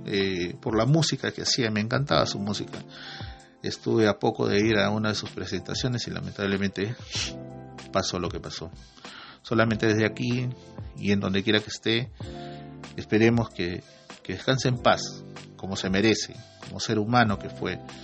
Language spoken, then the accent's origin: Spanish; Peru; nosotros como, peruanos